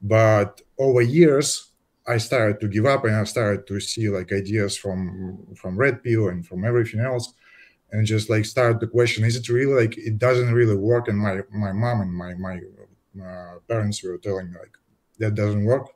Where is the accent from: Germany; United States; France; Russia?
Russia; moved away as an adult; now in Netherlands; we are from Russia. Both, uh, we moved together to Netherlands